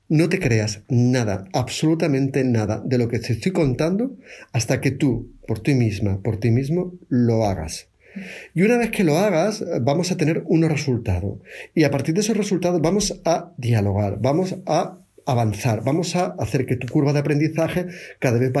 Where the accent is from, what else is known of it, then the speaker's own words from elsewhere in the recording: Seville, Andalusia, Spain; accent: Triana; Mi acento original es de Triana, no es el de ahora.